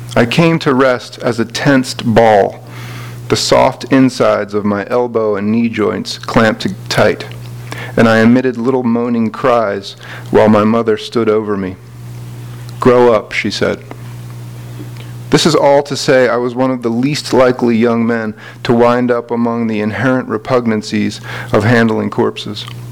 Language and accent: English; Philadelphia, Pennsylvania, United States; I'm from Philadelphia.